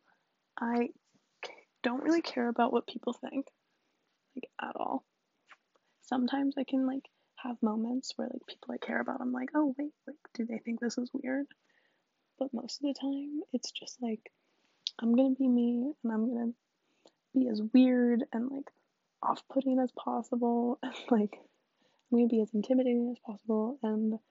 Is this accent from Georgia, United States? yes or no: no; DC area, Virginia, United States; I'm from, like, the DC area, like, outside of it, so pretty cool. I'm technically a Southern girl because I'm from Virginia, but, like, literally kill me, I'm not from the South